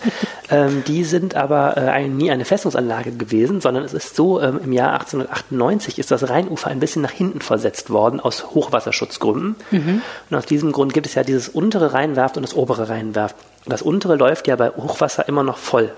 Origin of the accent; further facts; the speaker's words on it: Wuppertal, North Rhine-Westphalia, Germany; nicht gebürtiger Düsseldorfer, sondern Wuppertaler